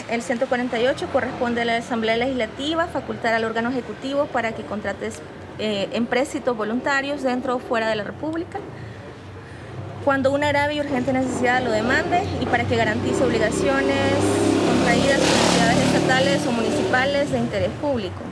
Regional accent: La Unión, El Salvador; yo soy originaria de la Unión

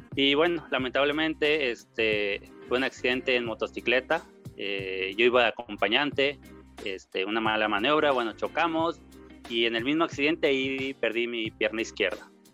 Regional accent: Monterrey, Nuevo León, Mexico; also born or lived in Torreón, Coahuila; llegamos aquí a Monterrey, Nuevo León, desde que tenía yo tres años de edad. Y aquí crecí

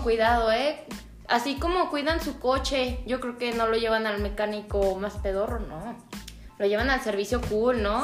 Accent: León, Guanajuato, Mexico; somos de León

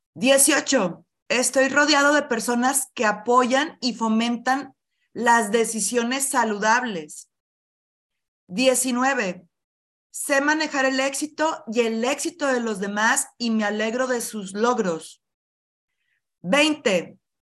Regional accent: Monclova, Coahuila, Mexico; soy de Moncloa, Coahuila, del norte del país de México, cerca de Monterrey

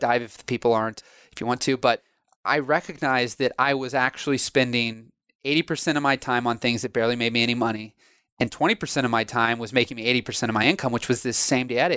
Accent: Illinois, United States; I'm from Illinois

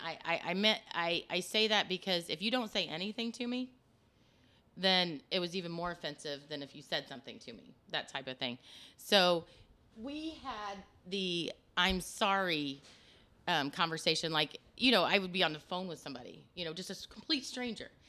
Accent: Osgood, Indiana, United States; moved away as an adult; also born or lived in Des Moines, Iowa; I grew up in Osgood, Indiana

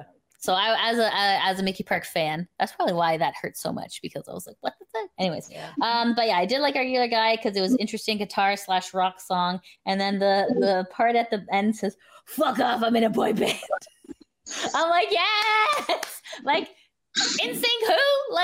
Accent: Canada; we were Canadian at the time. We're still Canadian.

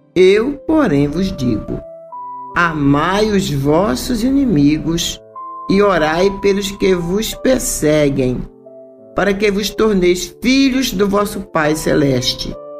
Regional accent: North Region, Brazil; nortista como eu

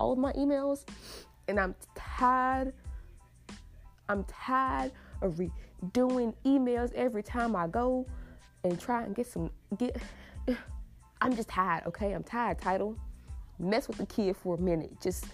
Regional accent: United States; I have the privilege of being an American-born citizen

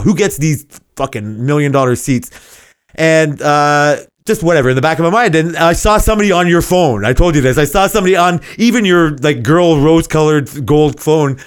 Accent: Canada; I'm Canadian

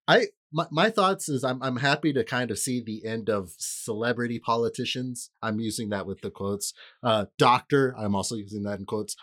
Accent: California, United States; I'm saying this as a Californian

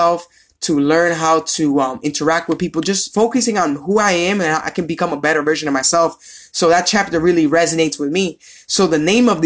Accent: Providence, Rhode Island, United States; I'm from Providence, Rhode Island

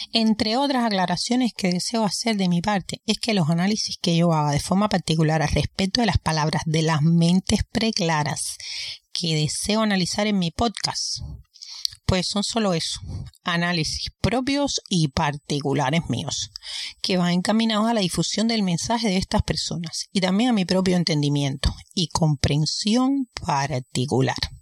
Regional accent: Cuba; moved away; Vengo de Cuba.

